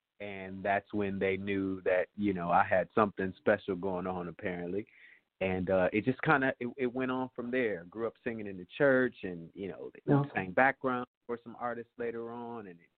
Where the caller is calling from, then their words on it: Chicago, Illinois, United States; I'm calling from Chicago.